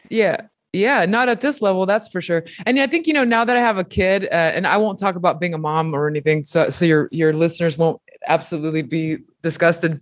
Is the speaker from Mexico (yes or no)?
yes; Mexico; moved away; I'm a fucking immigrant, you know? I came, I was born in Mexico and I came from a tiny pueblito where we didn't have electricity, running water